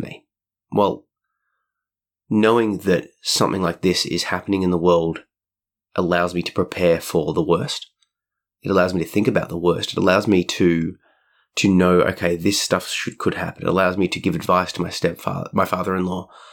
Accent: Australia; being an Australian

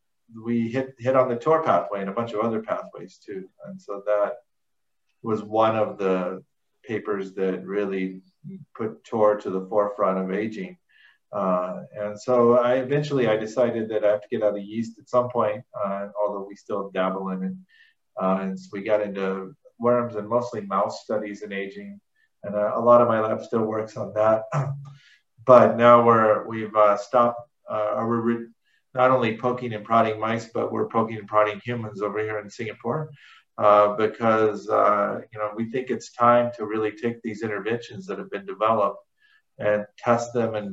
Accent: Louisville, Kentucky, United States; I was born in Louisville, Kentucky, and grew up in suburban Louisville, and I've been gone long enough that I've lost my southern accent, but I promise you that's where I come from.

